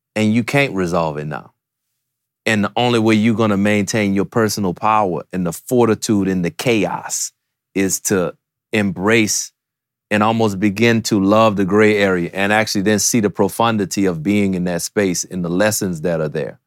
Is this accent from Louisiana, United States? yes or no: yes; New Orleans, Louisiana, United States; growing up in New Orleans